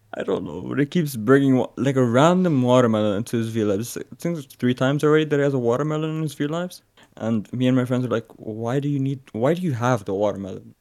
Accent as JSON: {"language": "English", "country": "Aruba", "said": "I'm from Aruba"}